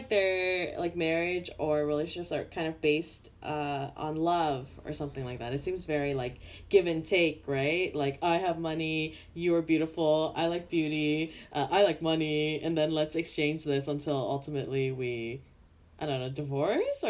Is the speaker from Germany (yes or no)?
no; Canada; someone who grew up in Canada